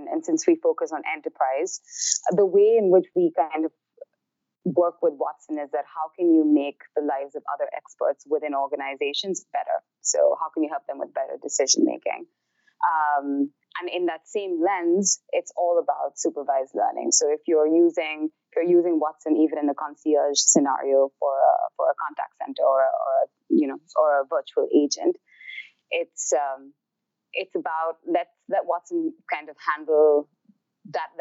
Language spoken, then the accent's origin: English; India; moved away as an adult; now in New York, United States; I grew up in India.